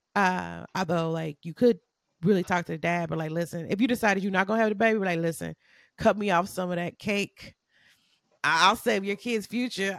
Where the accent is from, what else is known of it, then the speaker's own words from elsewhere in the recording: United States; I'm American